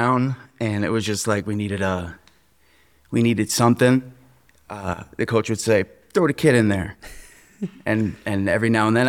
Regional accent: New Fairfield, Connecticut, United States; I grew up in New Fairfield, Connecticut. I went to New Fairfield High School.

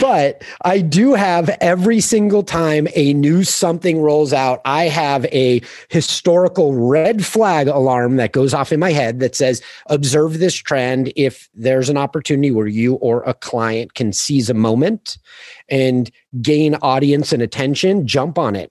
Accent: Manhattan Beach, California, United States; I grew up in Manhattan Beach, Hermosa Beach, Southern California, just south of L

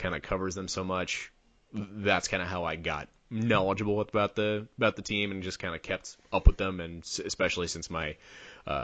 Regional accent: Ohio, United States; moved away; also born or lived in Louisville; growing up in Ohio

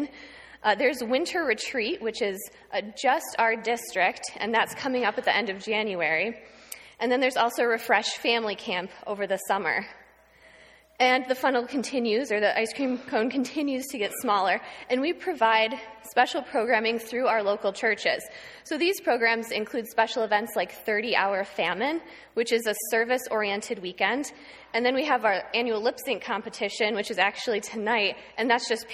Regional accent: Houghton, New York, United States; I grew up in Houghton, just down the street. I went to Fillmore Central School from kindergarten through 12th grade.

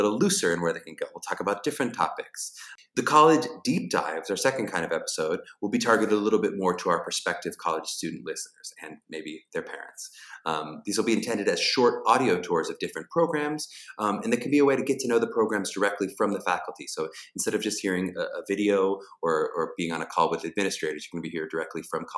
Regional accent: Pittsburgh, Pennsylvania, United States; I'm from Pittsburgh, Pennsylvania.

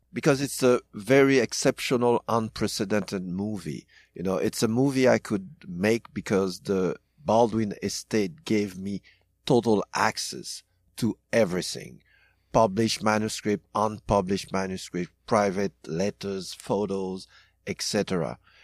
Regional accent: DR Congo; moved away; also born or lived in Haiti; I grew up in Congo as well

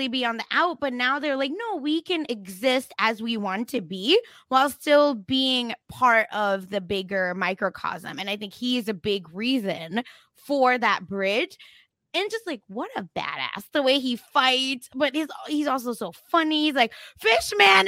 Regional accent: India; moved away; We're both Jewish, but we grew up in India

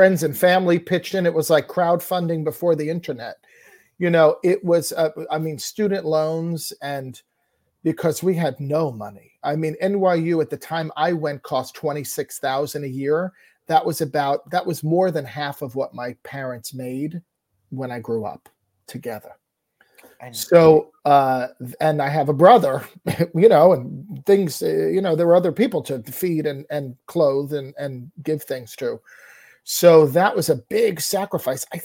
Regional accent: Lyndhurst, New Jersey, United States; I grew up in Lyndhurst, New Jersey, which was a town that was very focused on athletics

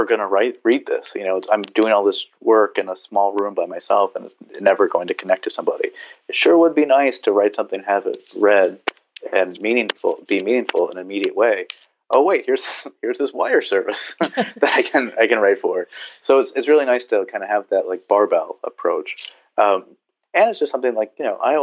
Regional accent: Southern California, United States; also born or lived in Berkeley / San Diego; I grew up surfing in Southern California.

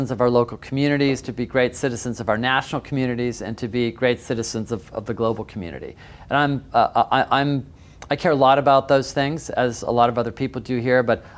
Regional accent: Seattle, Washington, United States; I grew up in Seattle

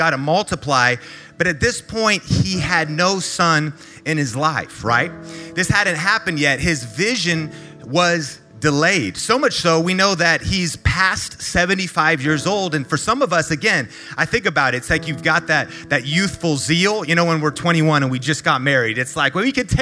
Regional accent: Marysville, Washington, United States; back when I was growing up in Marysville, Washington. That's an hour north of Seattle, Washington

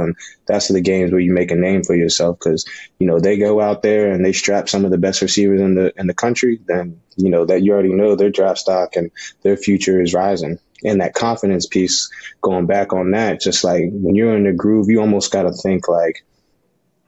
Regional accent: the South, United States; moved away as an adult; growing up in the South

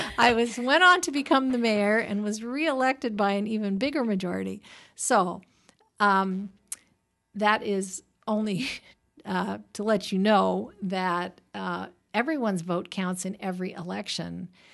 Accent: Oregon, United States; born there; moved away; I was born in Oregon. I was educated back east. I worked up in Menlo Park.

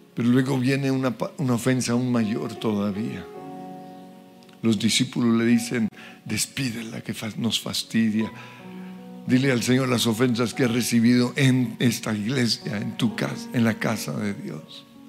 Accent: Colombia; por ser colombiano

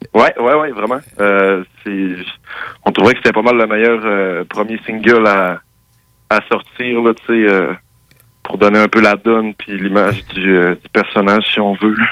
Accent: Saint-Prime, Quebec, Canada; moved away; also born or lived in Montreal; je viens du Lac-Saint-Jean, je viens de Saint-Prime

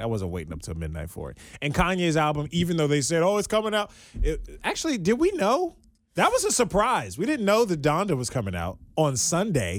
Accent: Maryland, United States; I'm from Maryland

